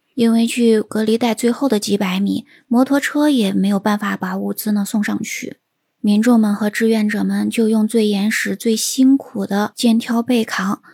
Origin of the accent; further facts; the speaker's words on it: China; 我们中国人呢，在这样子的团结和凝聚力之下